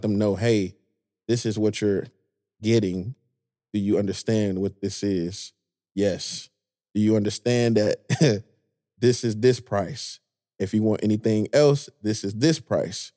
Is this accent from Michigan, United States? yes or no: yes; Detroit, Michigan, United States; I'm from Detroit